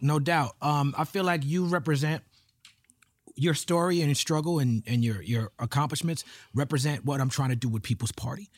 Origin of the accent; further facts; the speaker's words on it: New York City, New York, United States; I grew up in Brooklyn